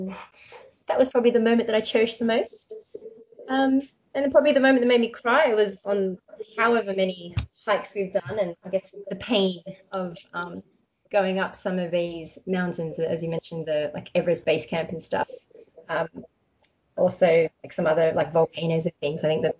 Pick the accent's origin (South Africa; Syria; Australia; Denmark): Australia; moved away; also born or lived in Hong Kong; I was born in Australia, but my heritage is Malaysian Chinese. And I have been basically embarrassed numerous times, especially when I lived in Hong Kong, that I don't know Chinese.